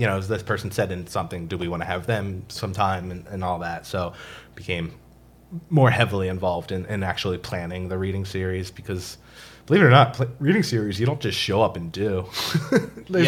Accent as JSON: {"language": "English", "country": "United States", "also_born_or_lived": "Eastern Shore, Maryland", "moved": "as an adult", "lives_now": "Baltimore, United States", "said": "I'm from Philly, South Jersey"}